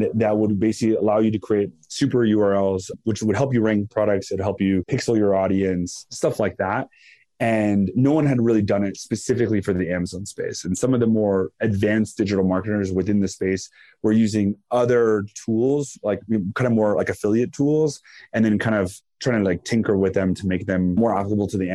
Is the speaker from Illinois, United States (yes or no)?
no; San Francisco, California, United States; also born or lived in Los Angeles; I grew up in San Francisco. We were born and raised